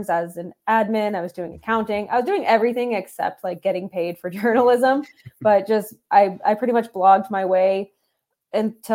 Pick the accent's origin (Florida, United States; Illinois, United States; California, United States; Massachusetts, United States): Massachusetts, United States; I grew up in Massachusetts, born and raised